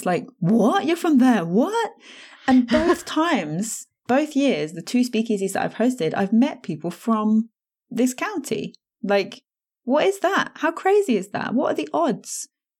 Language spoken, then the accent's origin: English; East Midlands, United Kingdom; now in Buckinghamshire, United Kingdom; so like I live in Buckinghamshire, but I was born and I grew up in Northamptonshire, which isn't really known to begin with.